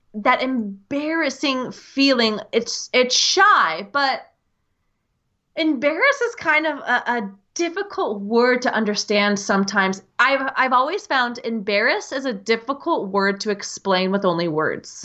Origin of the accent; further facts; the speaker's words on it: United States; accent: American English; the accent you hear is the American English accent. I'm coming to you from the U S